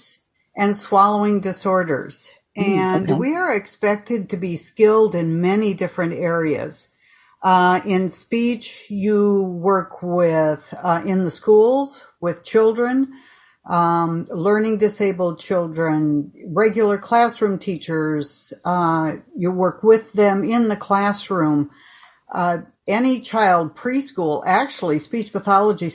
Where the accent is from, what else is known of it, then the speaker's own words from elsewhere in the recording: Minnesota, United States; accent: American Midwest; moved away as an adult; also born or lived in Iowa; I grew up in Minnesota and left when I was 18 to attend Creighton